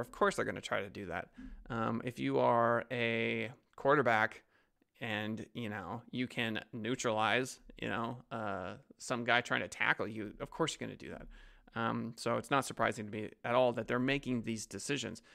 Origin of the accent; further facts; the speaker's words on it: United States; speaking as an American